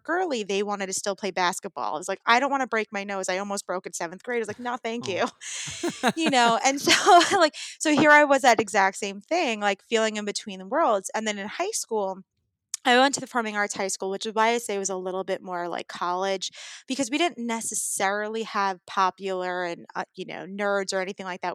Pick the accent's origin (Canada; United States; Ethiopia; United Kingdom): United States; New York City, New York; I grew up in Brooklyn.